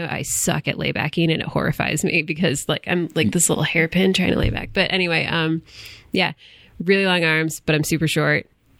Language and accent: English; Port Huron, Michigan, United States; moved away as an adult; also born or lived in Tucson, Arizona; I grew up in Port Huron, Michigan.